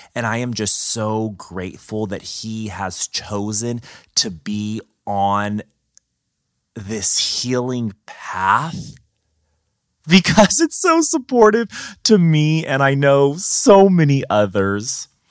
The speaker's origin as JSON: {"language": "English", "town": "Madera", "region": "California", "country": "United States", "tie": "born or raised there", "lives_now": "Fresno, United States", "said": "right now I'm in, in Fresno, California. I grew up in Madera, 30 minutes away, northern central valley of the state of California."}